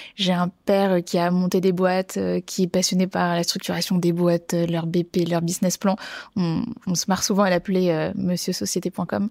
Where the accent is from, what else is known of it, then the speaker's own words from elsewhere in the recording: Bordeaux, Nouvelle-Aquitaine, France; j'ai grandi à Bordeaux